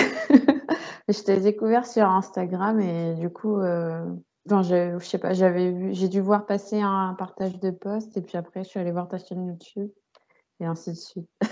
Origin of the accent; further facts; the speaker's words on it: Île-de-France, France; also born or lived in Saint-Cloud; suis euh, née à, Saint-Cloud, dans les Hauts-de-Seine. Mhm. Euh, j'ai grandi avec mes parents et mes frères et sœurs. Et j'ai un peu bougé partout hein, en Ile-de-France